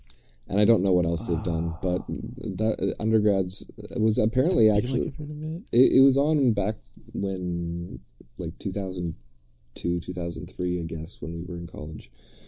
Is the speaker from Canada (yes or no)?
yes; Nova Scotia, Canada; whenever I tell people I'm from Nova Scotia